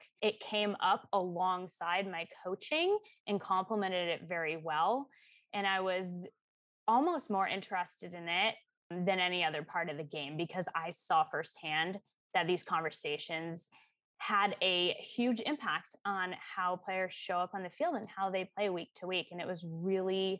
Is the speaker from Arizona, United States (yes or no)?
yes; Arizona, United States; moved away as an adult; also born or lived in Seattle; I grew up in Arizona and I stayed there for school.